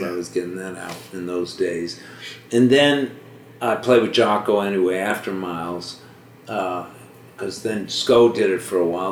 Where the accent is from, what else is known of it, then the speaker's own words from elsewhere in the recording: Washington, District of Columbia, United States; moved away; also born or lived in Boston; I was born in Boston, but I so, but I lived, uh, kind of grew up in Washington, D.C.